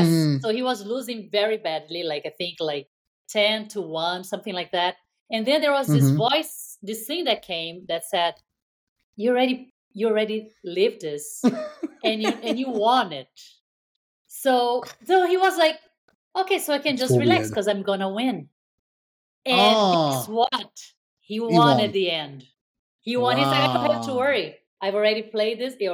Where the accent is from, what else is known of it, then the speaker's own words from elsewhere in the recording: Brazil; moved away; my Brazilian friends or, you know, or like my friends from my roots, you know, my home country